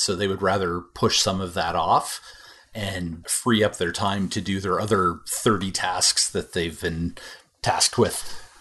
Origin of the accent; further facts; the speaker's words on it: Canada; as a Canadian